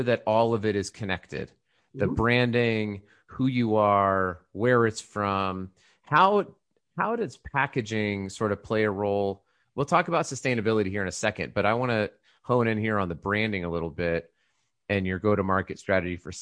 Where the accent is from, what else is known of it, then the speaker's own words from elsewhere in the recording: Colorado, United States; I grew up in Colorado and we had pretty clean water